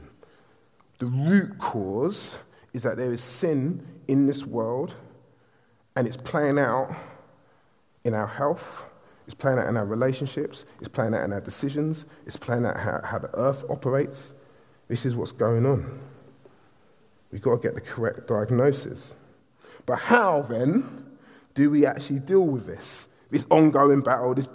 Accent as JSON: {"language": "English", "region": "London", "country": "United Kingdom", "said": "I'm from Southeast London."}